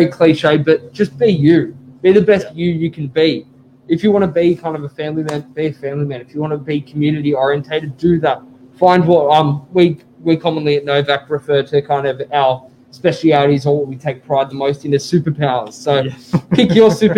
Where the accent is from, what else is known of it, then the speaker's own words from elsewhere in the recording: Sydney, New South Wales, Australia; So I grew up in Oaks Avenue in DY. I've known DY, I've known Curly, I've known Freshie kind of as my family moved through the suburbs, but all my life